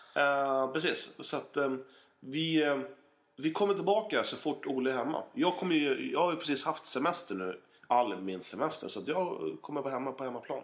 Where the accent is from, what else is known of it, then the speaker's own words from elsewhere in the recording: Otterbäcken, Västra Götaland, Sweden; now in Eskilstuna, Sweden; jag är ju från Otterbäcken